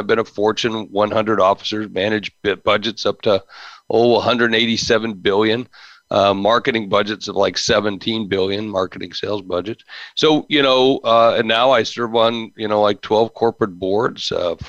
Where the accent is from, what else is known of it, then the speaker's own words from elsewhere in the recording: Charleston, West Virginia, United States; born there; I was born in Charleston, West Virginia.